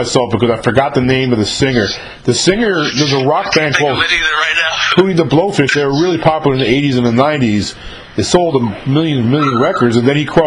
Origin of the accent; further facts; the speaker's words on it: New York, United States; moved away; I'm from New York originally. I was up there when Run DMC hit the scene